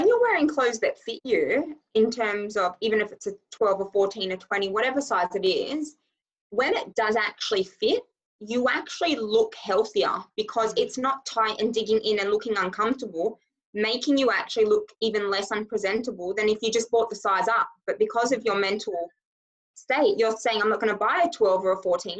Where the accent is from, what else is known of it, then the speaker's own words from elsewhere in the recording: Scotland, United Kingdom; accent: Australian and Scottish mix; I'm actually originally from Scotland. So you will hear some of my words.